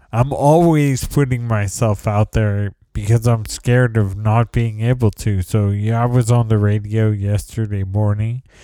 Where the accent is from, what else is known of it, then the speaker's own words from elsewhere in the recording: San Jose, California, United States; moved away as an adult; also born or lived in New York City, United States; now in San Leandro, United States; I moved back to San Jose in 2012